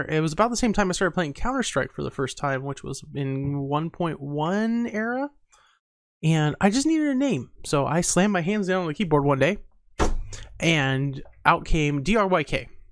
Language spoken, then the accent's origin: English; Montana, United States; my family is, has a huge technology background, even though we are from Montana